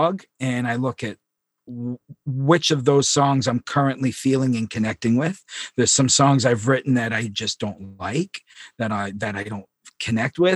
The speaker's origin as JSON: {"language": "English", "area": "Long Lake", "region": "Maine", "country": "United States", "tie": "born or raised there", "also_born_or_lived": "Presque Isle, Maine", "said": "I was born in Presque Isle and I grew up on Long Lake."}